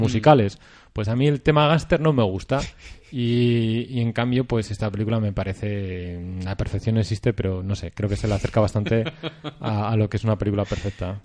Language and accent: Spanish; Spain; para vosotros nosotros somos gallegos